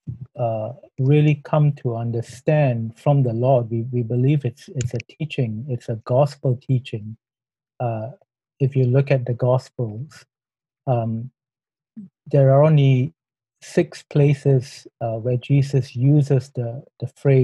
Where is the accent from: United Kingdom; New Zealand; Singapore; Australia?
Singapore; moved away as an adult; now in Thailand; I'm a Singaporean